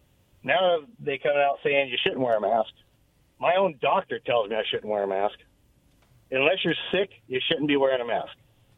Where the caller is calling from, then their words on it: Richland, Washington, United States; Hey, guys, it's … from Richland.